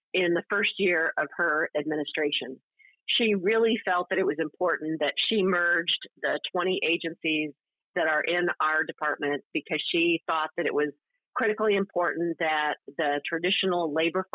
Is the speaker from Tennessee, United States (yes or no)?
no; Clio, Michigan, United States; I grew up in Clio, Michigan